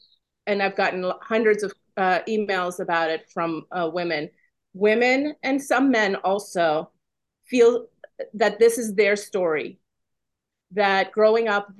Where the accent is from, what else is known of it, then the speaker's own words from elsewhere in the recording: California, United States; moved away as an adult; also born or lived in Iran; now in Washington, D.C., United States; I'm originally from Iran. I'm an immigrant. I came with my parents when I was very young. I went to high school in California